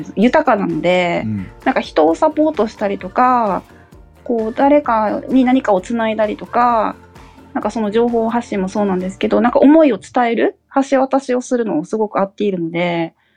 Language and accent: Japanese; Okinawa, Japan; moved away as an adult; now in Saitama, Japan; 故郷の沖縄にも還元したいなっていうのもやっぱあるので